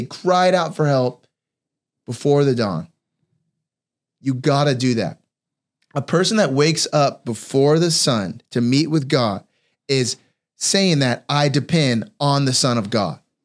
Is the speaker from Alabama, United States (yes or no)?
no; California, United States; I grew up in California